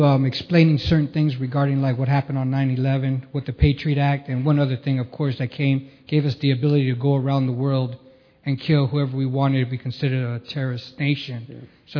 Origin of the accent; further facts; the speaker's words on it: Cuba; we came from Cuba and we saw that in Cuba happen.